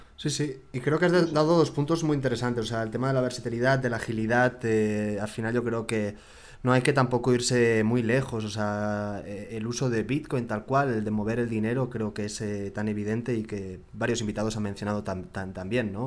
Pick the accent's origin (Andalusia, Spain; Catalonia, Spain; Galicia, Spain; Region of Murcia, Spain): Catalonia, Spain; Barcelona; now in Mexico City, Mexico; Yo soy de Barcelona, medio vasco también, y ya medio chilango también